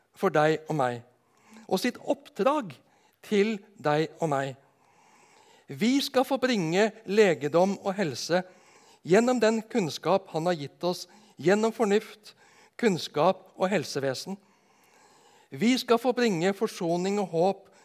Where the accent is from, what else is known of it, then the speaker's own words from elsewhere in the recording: Nedenes, Agder, Norway; på bedehuset hjemme på Nednes